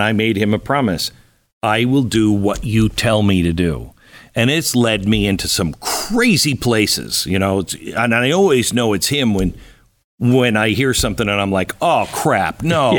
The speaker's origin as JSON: {"language": "English", "region": "Pacific Northwest", "country": "United States", "tie": "born or raised there", "moved": "yes", "said": "I grew up in the Pacific Northwest."}